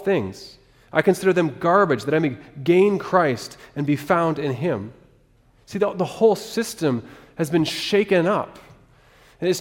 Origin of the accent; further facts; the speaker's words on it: Alaska, United States; moved away; I grew up in Alaska, so my first fishing experience was a little bit different